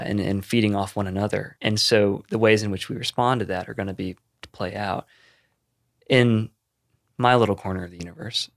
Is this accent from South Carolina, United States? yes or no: no; Concord, North Carolina, United States; moved away as an adult; now in Bay Area, United States; I moved to Concord, North Carolina, where I grew up.